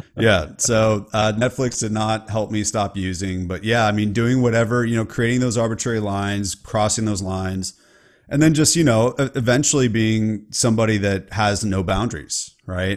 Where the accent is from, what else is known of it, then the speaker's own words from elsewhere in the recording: California, United States; I'm from California